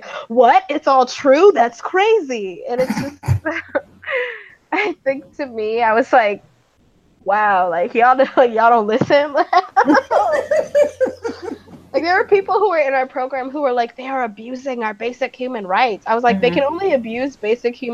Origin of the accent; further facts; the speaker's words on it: Grand Rapids, Michigan, United States; moved away as an adult; also born or lived in East Lansing, Michigan; my hometown, yeah. Which is Grand Rapids